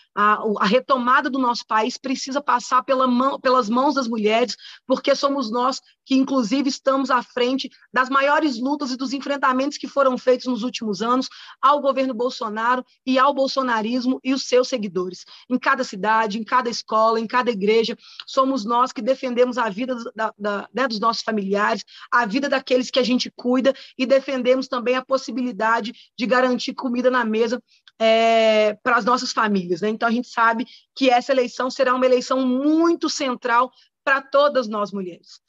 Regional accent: Contagem, Minas Gerais, Brazil; sou moradora de Contagem desde que nasci

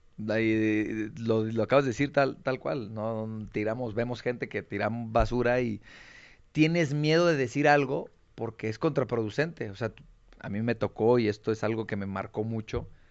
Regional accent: Tonalá, Jalisco, Mexico; also born or lived in Guadalajara; soy nacido en Guadalajara, pero criado y crecido en, Tonalá. Soy de Lomas del Camichín

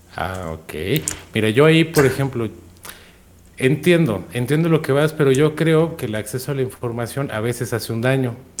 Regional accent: Monterrey, Nuevo León, Mexico; moved away; also born or lived in central Mexico; nací en Monterrey, pero vivo, vivo en la zona centro del país

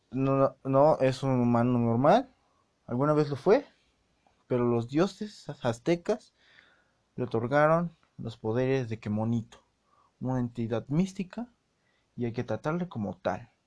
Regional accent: Mexico; Pero yo, como buen mexicano que soy, estoy arriesgando mucho en revelar nacionalidad, pero pues, como buen mexicano que soy

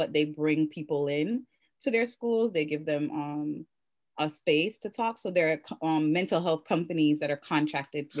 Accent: Jamaica; I'm Jamaican

